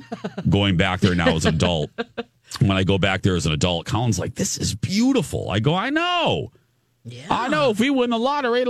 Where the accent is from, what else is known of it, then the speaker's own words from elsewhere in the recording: Michigan City, Indiana, United States; now in Twin Cities, United States; It's about 40 minutes, about a half hour from my hometown. Mm. Michigan City, Indiana. That's right. Mm. Right on the lake shore there. Home of the Indiana Dunes.